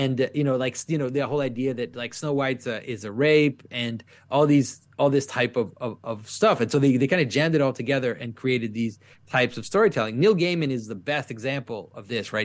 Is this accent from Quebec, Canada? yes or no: yes; Quebec, Canada; first language French; English is a second language; French is my first language, but I, I, I really, at some point, felt very deeply in my early adulthood that, that Quebec, where I'm from